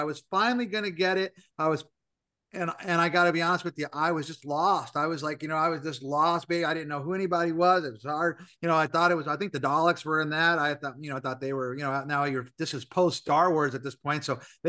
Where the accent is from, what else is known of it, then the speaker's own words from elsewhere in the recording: Scranton, Pennsylvania, United States; moved away; I grew up in Scranton, Pennsylvania, and I was an only child.